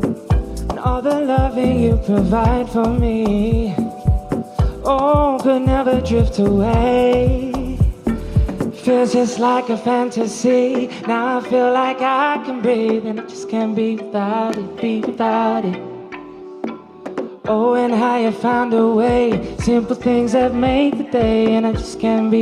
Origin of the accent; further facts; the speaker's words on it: Wolverhampton, West Midlands, United Kingdom; I'm a local lad. I grew up in Newbridge, just behind the Compton training facility